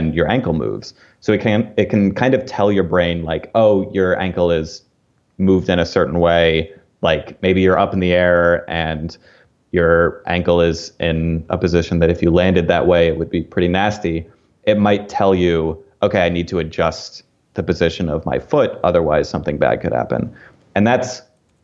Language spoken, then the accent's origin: English; outside of Philadelphia, Pennsylvania, United States; I grew up outside of Philadelphia